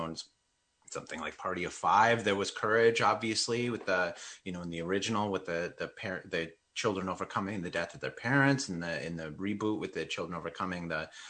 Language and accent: English; Wisconsin, United States; I'm Mexican American. I grew up in Wisconsin